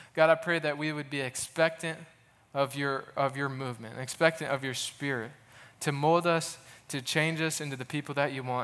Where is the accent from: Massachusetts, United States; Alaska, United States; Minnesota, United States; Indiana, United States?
Indiana, United States; Goshen; now in Muncie, United States; I'm originally from Goshen, Indiana, up north